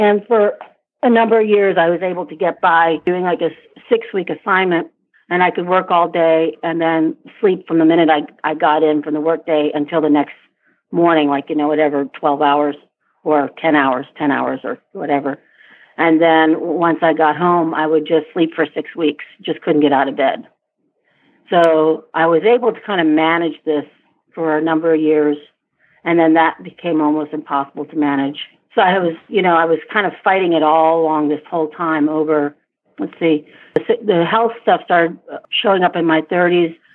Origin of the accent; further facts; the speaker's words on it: Vietnam; born there; also born or lived in Asia / Africa; I I was born in Vietnam. I grew up in Asia and Africa and worked in Europe and throughout Asia and Africa.